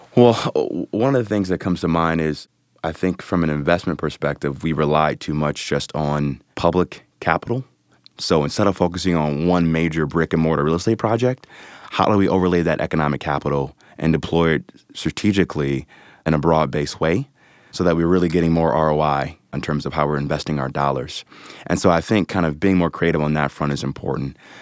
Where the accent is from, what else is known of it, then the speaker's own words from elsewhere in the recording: Cleveland, Ohio, United States; moved away as an adult; also born or lived in New York City; born and raised in the Mount Pleasant, Corlett neighborhood of Cleveland, southeast side of the city